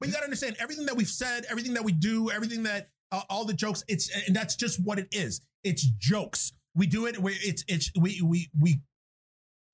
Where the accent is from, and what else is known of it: New York City, New York, United States; born or raised there; now in Buffalo, United States